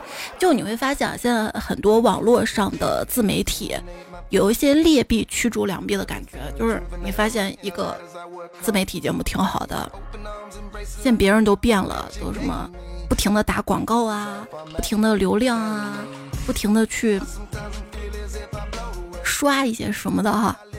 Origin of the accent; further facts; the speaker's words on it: China; 希望我们中国人都这么团结。